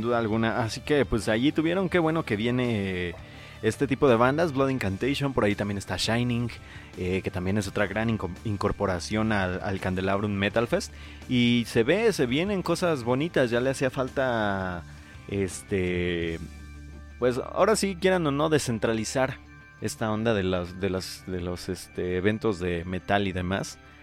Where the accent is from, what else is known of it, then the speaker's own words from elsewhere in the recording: Paracho, Michoacán, Mexico; yo soy del centro de Paracho